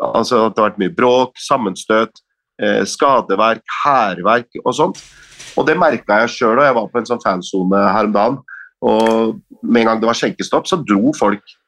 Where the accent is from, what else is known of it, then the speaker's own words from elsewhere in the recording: Norway; med våre norske øyne